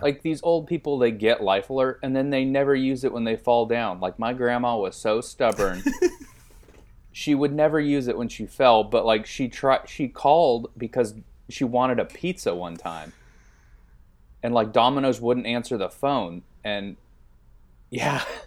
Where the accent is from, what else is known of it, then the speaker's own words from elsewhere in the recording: Bakersfield, California, United States; moved away; also born or lived in Bay Area; I'm from the Bakersfield area